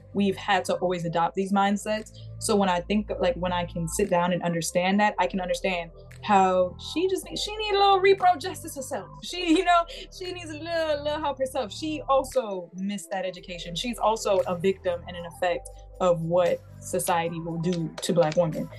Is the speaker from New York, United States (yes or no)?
yes; New York, United States; I'm from New York, so like, if you weren't in private school, I didn't grow up, grow up around seeing a whole bunch of people in dress codes and in uniforms